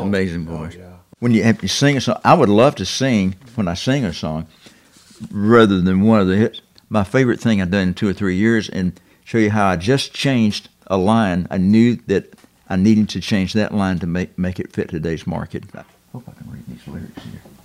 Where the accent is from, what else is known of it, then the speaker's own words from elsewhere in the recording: the South, United States; being a Southerner